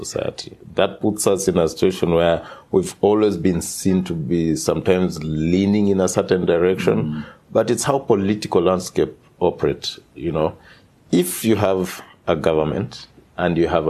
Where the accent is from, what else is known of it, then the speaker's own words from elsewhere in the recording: Nakuru, Nakuru County, Kenya; also born or lived in Zambia; I was born in Nakuru town, which is now has just achieved city status in Kenya